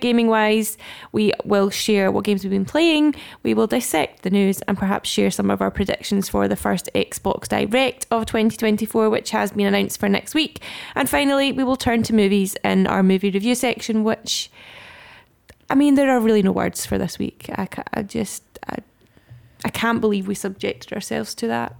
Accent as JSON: {"language": "English", "region": "Scotland", "country": "United Kingdom", "said": "we are Scottish Gamers"}